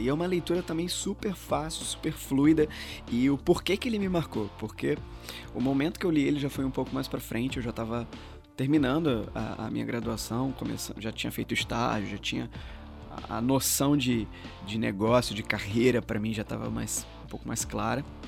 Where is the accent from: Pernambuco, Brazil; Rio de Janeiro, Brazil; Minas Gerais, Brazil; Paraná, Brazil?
Rio de Janeiro, Brazil; moved away as an adult; also born or lived in São Luís, Maranhão; eu sou daqui do Rio, mas eu fui para lá em 2010